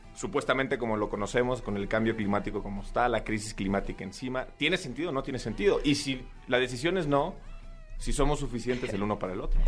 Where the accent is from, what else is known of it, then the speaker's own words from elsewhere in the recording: Saltillo, Coahuila, Mexico; now in Mexico City, Mexico; yo soy originario de Saltillo